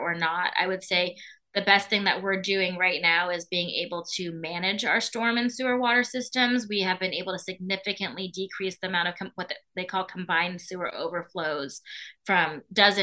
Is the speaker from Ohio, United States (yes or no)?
no; California, United States; now in Skokie, United States; I grew up in California under drought conditions